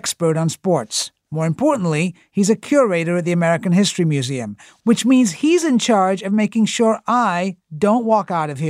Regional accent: England, United Kingdom; moved away; I grew up in England

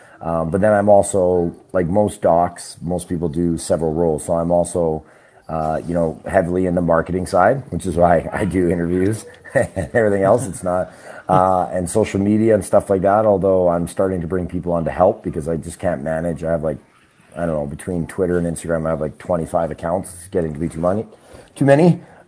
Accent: Trail, British Columbia, Canada; also born or lived in Singapore / Australia / New York / Houston; Yeah, I was born in Trail, BC, and I grew up in Canada, but I've also lived overseas. I lived in Singapore and Australia and stuff when I was a kid

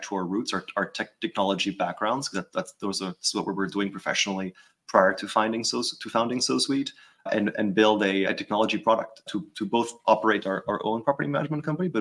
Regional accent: France; moved away as an adult; also born or lived in New York, United States; now in United States; I'm originally from France. I've been in sort of the U.S. for over a decade. And so obviously growing up in Europe and then moving to the U.S.

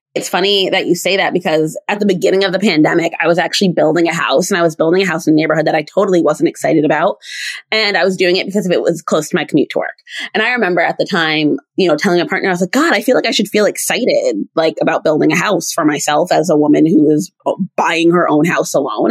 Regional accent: East Coast, United States; I'm from the East Coast. I'm East Coast through and through.

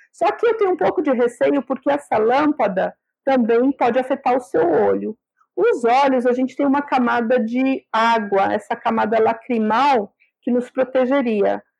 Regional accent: Sergipe, Brazil; eu sou de Sergipe

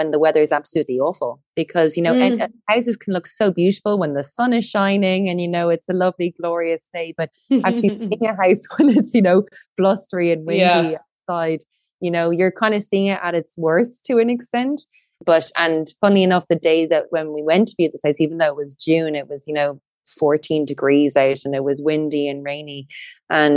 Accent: County Wicklow, Ireland; we're both from Wicklow, and there were a lot of new builds being built in the town where I was from

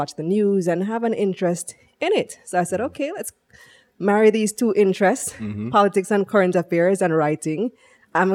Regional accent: Belmopan, Cayo District, Belize; moved away as an adult; also born or lived in New York, United States; now in Jamaica; I'm from Belize. Mm-hmm. And that's where I grew up.

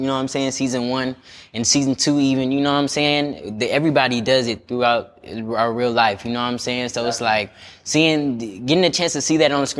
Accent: Houston, Texas, United States; moved away as an adult; With me being a Houston native

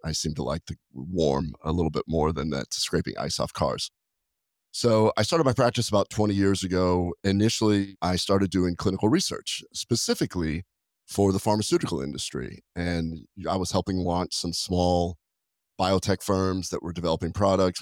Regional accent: Nebraska, United States; moved away; I was raised in Nebraska

